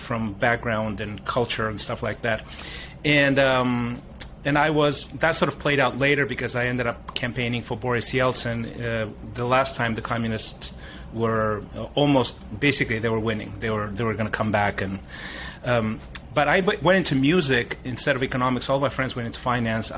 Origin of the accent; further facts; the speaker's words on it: Russia; moved away; also born or lived in Africa; We moved from Africa back to the Soviet Union, which is where my mom is from